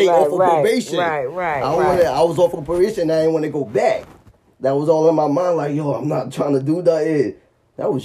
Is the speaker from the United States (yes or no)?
yes; New York, United States; I'm from New York